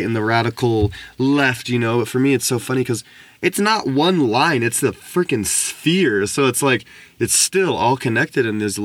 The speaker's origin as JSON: {"language": "English", "country": "United States", "tie": "born or raised there", "said": "growing up in America and growing up in this, like, you know, some people would call privileged or just affluent life"}